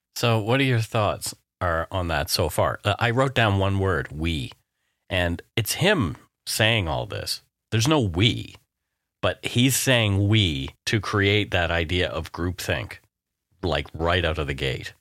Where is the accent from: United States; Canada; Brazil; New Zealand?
Canada; We are ordinary Canadian schmucks